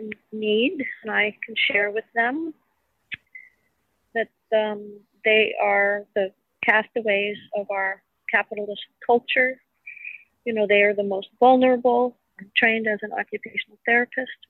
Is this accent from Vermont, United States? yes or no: yes; Vermont, United States; also born or lived in Staten Island, New York; I was born on Staten Island in 1955. And then my family moved to Vermont in 1957